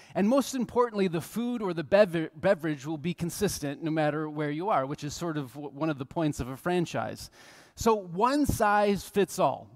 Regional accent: United States; We're from the United States

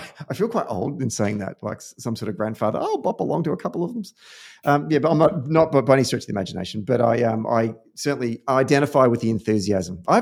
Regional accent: New England, United States; I'm a proud New Englander by default, and I am so proud.

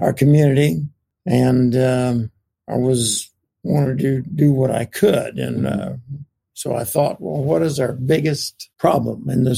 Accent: Oklahoma City, Oklahoma, United States; also born or lived in Durant, Oklahoma; I was born in Durant, Oklahoma, 10 miles from Texas. I grew up in Oklahoma City

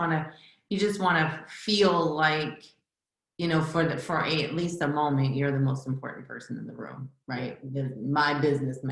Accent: Niagara Falls, New York, United States; moved away as an adult; now in Virginia, United States; I grew up in Niagara Falls, New York

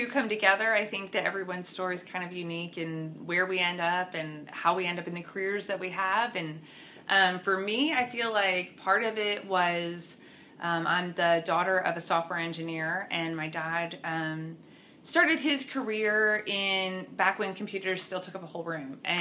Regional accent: Pennsylvania, United States; moved away as an adult; now in Oklahoma City, United States; I am originally from Pennsylvania and then moved here to Oklahoma City 13 years ago

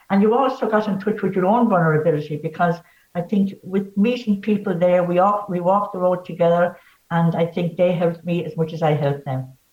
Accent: Bree, Leinster, Ireland; also born or lived in Enniscorthy; I'm from Wexford. I was born

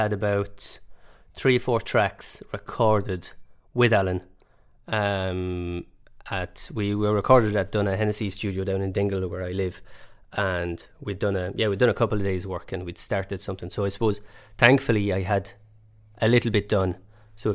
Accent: France; I grew up in France

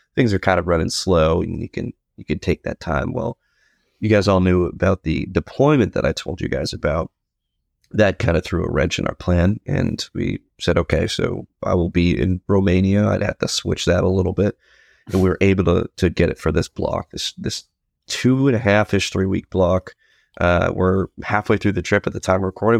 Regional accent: New England, United States; growing up in New England

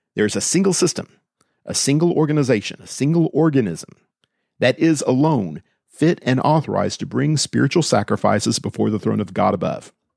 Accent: Austin, Texas, United States; Growing up in Austin

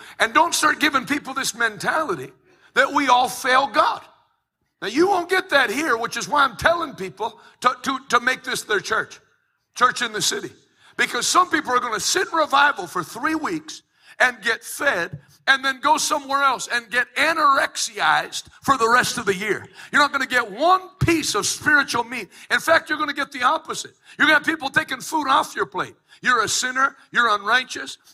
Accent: Pittsburgh, Pennsylvania, United States; I'm from Pittsburgh

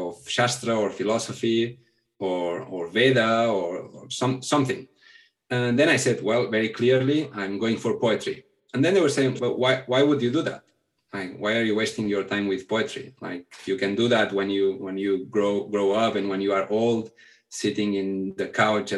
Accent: a small town near Barcelona, Catalonia, Spain; first language Catalan; English is a second language; also born or lived in India; I'm from Barcelona, from a small town near Barcelona.

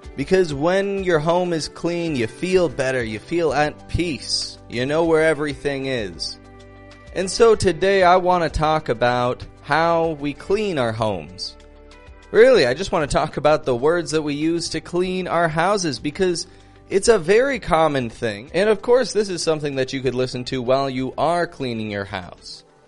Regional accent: Toronto, Ontario, Canada; I'm from Toronto, Canada

